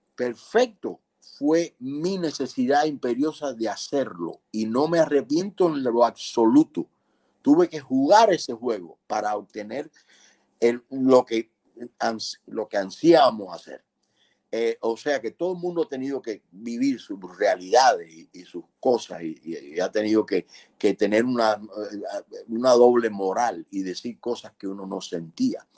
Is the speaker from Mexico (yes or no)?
no; Cuba; moved away as an adult; Nosotros como cubanos